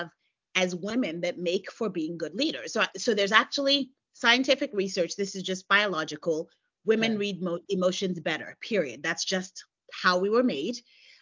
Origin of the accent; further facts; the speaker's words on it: United States; I'm American. I live in the U.S.